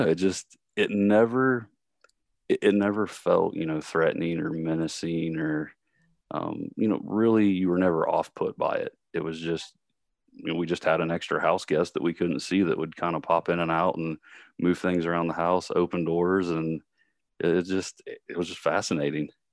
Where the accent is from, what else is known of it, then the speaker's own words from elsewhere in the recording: Columbus, Ohio, United States; also born or lived in Kentucky; I'm originally, um, from Columbus